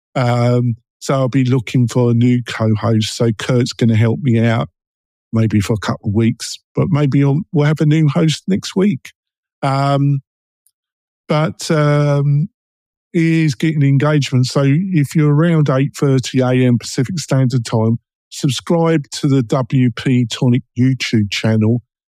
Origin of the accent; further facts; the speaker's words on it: London, United Kingdom; accent: London, East End, Essex boy; I'm English and I've got a London, East End, Essex boy accent